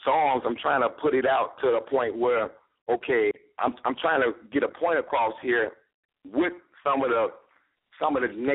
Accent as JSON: {"language": "English", "town": "Chicago", "region": "Illinois", "country": "United States", "said": "I'm from Chicago"}